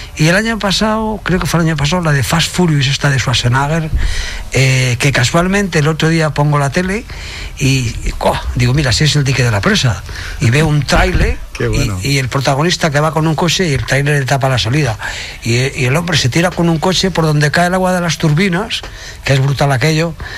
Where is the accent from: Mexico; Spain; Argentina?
Spain; Salamanca, Castile and León; now in Tarragona, Spain; mis hijas en Salamanca, de donde soy yo nativo, ¿vale? En el pueblo